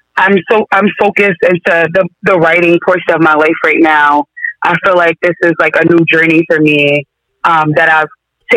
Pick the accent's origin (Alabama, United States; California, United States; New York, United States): New York, United States; Yonkers; now in Duxbury, United States; I'm from Yonkers, New York